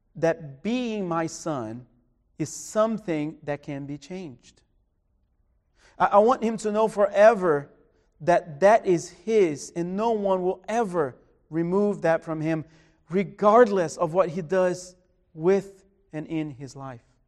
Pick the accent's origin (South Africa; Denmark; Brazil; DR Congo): Brazil; moved away; my hometown in Brazil